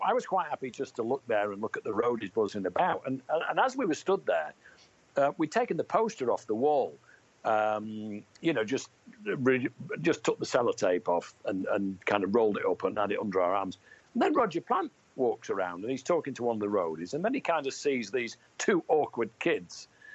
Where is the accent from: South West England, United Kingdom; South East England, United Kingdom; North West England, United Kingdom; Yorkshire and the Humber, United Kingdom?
North West England, United Kingdom; Manchester; born or raised there